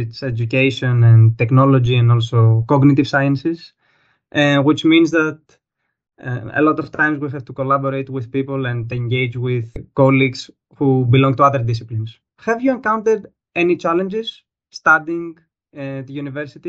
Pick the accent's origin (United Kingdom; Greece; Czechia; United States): Greece; moved away as an adult; now in Germany; I'm from Greece.